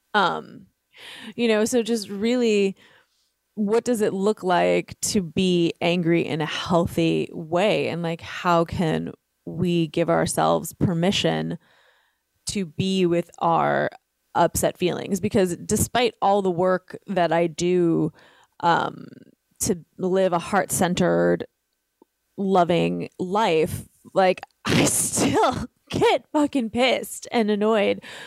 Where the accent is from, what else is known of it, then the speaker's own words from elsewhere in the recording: New York City, New York, United States; I was raised in Brooklyn, uh, an Italian Catholic family.